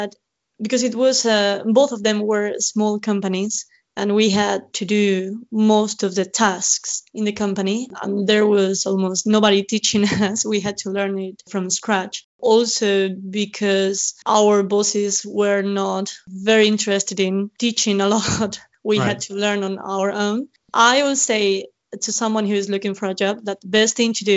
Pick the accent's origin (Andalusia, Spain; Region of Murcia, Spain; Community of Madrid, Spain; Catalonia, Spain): Region of Murcia, Spain; Murcia; English is a second language; moved away as an adult; now in London, United Kingdom; I'm from a city on the east side coast of Spain, south as well. It's called Murcia